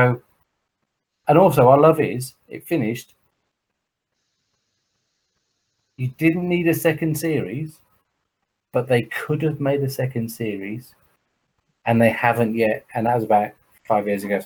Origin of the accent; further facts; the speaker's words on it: Croydon, London, United Kingdom; I'm an Indian from Croydon